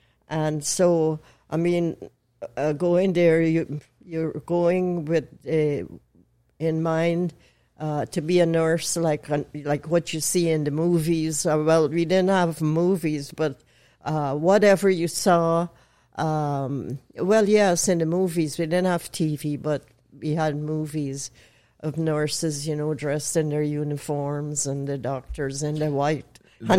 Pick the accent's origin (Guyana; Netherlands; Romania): Guyana; born there; I was born in Guyana. Guyana is a British colony on the northeast coast of South America.